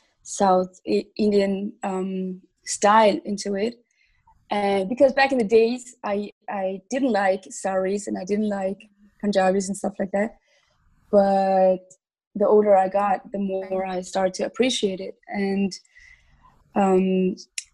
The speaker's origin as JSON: {"language": "English", "country": "Switzerland", "tie": "born or raised there", "said": "I was born and raised in Switzerland"}